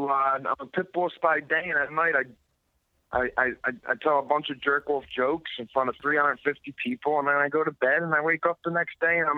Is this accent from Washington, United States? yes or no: no; Philadelphia, Pennsylvania, United States; moved away as an adult; also born or lived in Chicago; growing up in South Philly